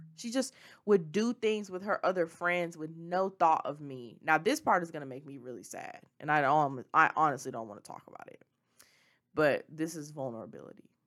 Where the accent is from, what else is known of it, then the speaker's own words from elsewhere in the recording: Memphis, Tennessee, United States; moved away; I'm from Memphis. Memphis is who, it, the Memphis is where I was raised. It was where I was born